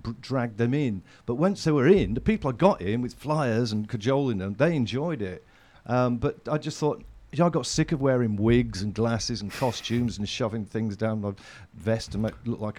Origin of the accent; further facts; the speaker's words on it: Sheffield, Yorkshire and the Humber, United Kingdom; I grew up in Sheffield.